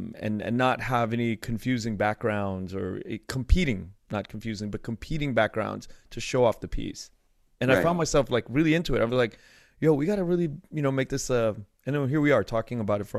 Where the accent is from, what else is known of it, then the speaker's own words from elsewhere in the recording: United States; born there; I was born in the United States.